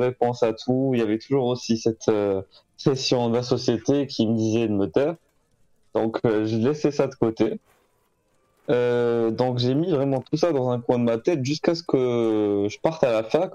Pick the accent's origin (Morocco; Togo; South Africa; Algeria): Algeria; moved away as an adult; now in France; je suis né en Algérie, j'ai grandi là-bas